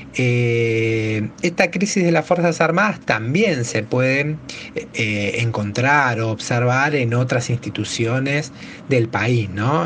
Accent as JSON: {"language": "Spanish", "country": "Argentina"}